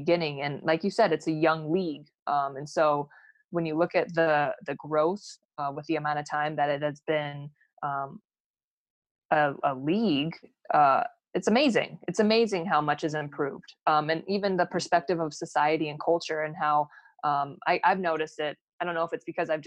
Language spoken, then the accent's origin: English; Phoenix, Arizona, United States; growing up in Phoenix